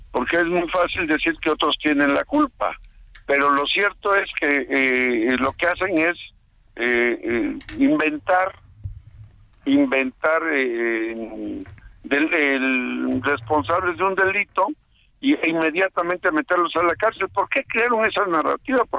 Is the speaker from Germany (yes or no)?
no; Veracruz, Mexico; como somos los veracruzanos